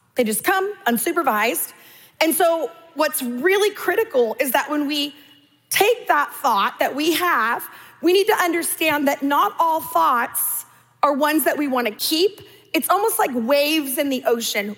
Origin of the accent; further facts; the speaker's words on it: California, United States; I'm Californian.